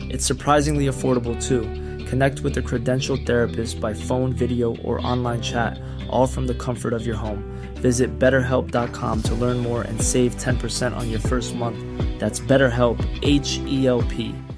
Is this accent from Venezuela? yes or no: no; Canada; I'm born in Canada. I'm Canadian